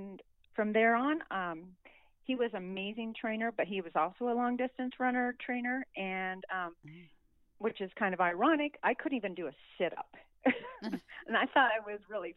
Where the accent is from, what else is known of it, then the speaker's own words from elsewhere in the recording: Reno, Nevada, United States; I am from Reno, Nevada, and I am 58 years old